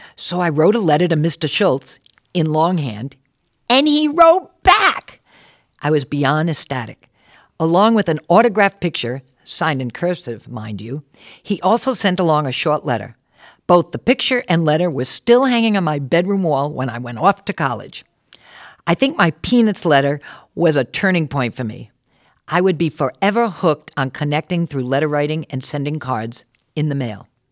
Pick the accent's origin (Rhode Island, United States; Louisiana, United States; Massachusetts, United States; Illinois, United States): Rhode Island, United States; Warwick; moved away; also born or lived in New York City; I grew up in Warwick, left to see the world, and then came back home